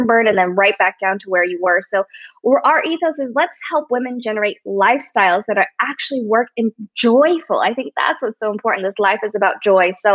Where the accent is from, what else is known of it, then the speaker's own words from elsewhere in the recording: United States; I'm Chinese American